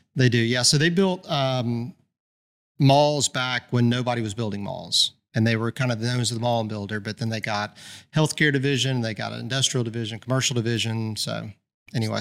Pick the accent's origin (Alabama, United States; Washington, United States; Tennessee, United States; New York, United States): Alabama, United States; Birmingham; born and raised in Birmingham.